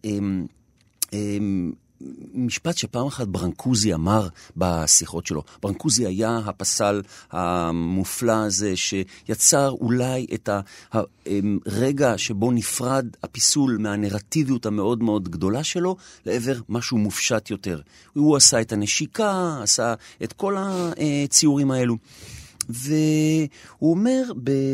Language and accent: Hebrew; Jerusalem, Jerusalem District, Israel; גדלתי בנחלאות